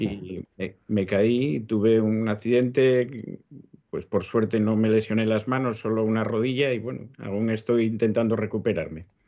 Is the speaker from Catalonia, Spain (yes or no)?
no; Gijón, Asturias, Spain; Yo soy gijones ejerciente